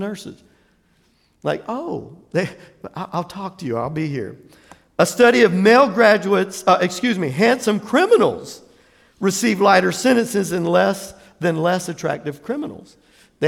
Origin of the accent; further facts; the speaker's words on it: Jacksonville, Florida, United States; Jacksonville, Florida